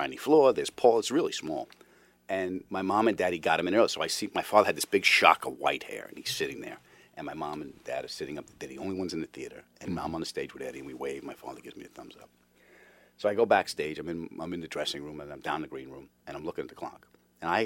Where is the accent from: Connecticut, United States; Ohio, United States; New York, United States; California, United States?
New York, United States; Long Island; we lived on Long Island